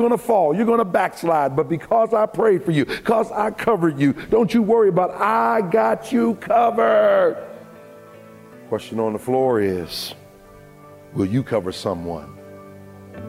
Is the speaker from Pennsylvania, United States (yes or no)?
yes; Pittsburgh, Pennsylvania, United States; my hometown of Pittsburgh